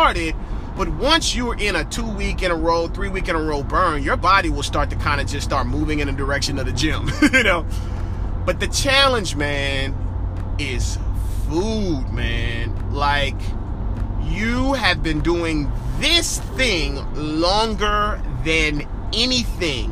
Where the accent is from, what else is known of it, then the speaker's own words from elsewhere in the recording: New Orleans, Louisiana, United States; moved away; also born or lived in Georgia; my life spent mostly in Georgia, but man, I am from New Orleans, born and raised